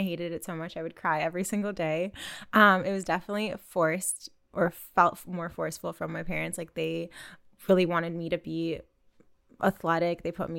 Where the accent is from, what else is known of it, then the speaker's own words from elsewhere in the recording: Canada; also born or lived in Russia; I was born in Canada, but spent a lot of time abroad in Russia, which is where half of my family is from. So I grew up skating between here and Russia and was just going back and forth all the time.